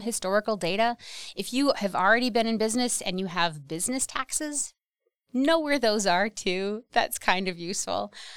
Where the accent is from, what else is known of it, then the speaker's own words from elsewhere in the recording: Wausau, Wisconsin, United States; I grew up in the Wausau area of Wisconsin